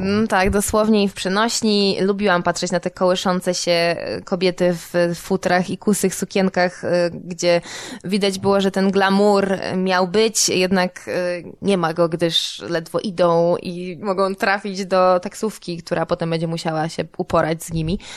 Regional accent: Warsaw, Masovian Voivodeship, Poland; jestem z Warszawy, no więc Mazowiecka była dla mnie jakimś też elementem dorastania

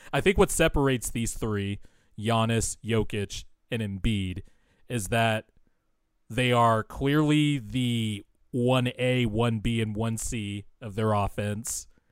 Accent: West Coast, United States; I'm not from Philly, never been to Philly, been on the West Coast my whole life

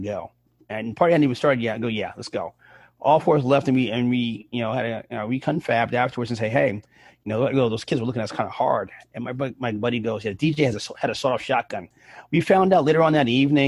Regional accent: New York City, New York, United States; I grew up in the Bronx and I was in high school

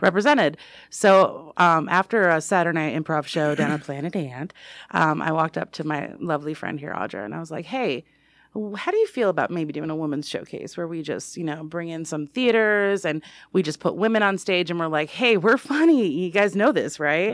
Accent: New York, United States; moved away as an adult; also born or lived in Pittsburgh; now in Michigan, United States; I'm from New York. I live in Michigan

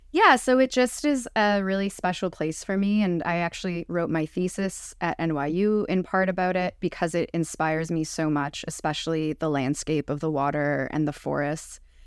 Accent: Montreal, Quebec, Canada; moved away; also born or lived in Prince Edward Island; I grew up, I'm Jewish, I grew up in Montreal

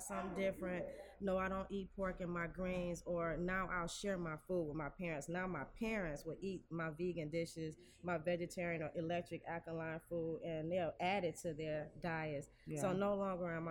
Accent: Detroit, Michigan, United States; I'm born and raised in Detroit

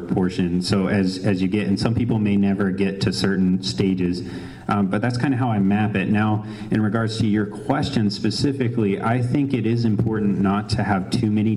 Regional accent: New Mexico, United States; It is 505. I'm from New Mexico

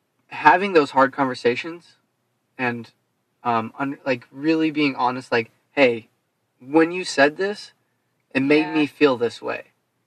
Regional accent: Nebraska, United States; moved away as an adult; also born or lived in Colorado / Oregon; we grew up in Nebraska.

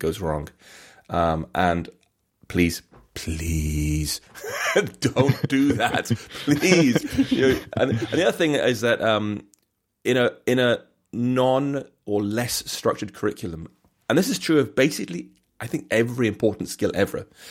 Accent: England, United Kingdom; accent: English; now in Bath, United Kingdom

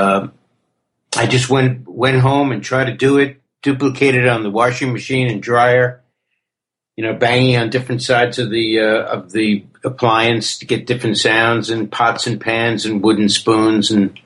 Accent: New York City, New York, United States; also born or lived in Queens / Manhattan / Brooklyn; Born and raised in the Bronx, early years in the Bronx. Moved to Queens and I moved to the city.

